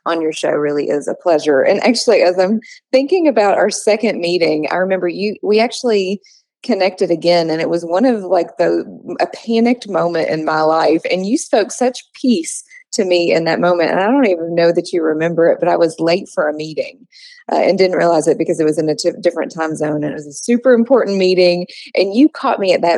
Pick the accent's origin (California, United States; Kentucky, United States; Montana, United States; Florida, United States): Kentucky, United States; I'm born and raised in Kentucky